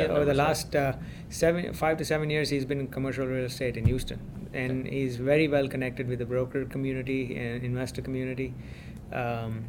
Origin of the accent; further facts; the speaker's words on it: India; now in United States; I'm originally from India